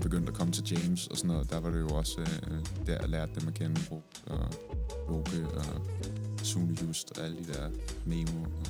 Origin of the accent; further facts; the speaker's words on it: Næstved, Zealand, Denmark; jeg kommer fra Næstved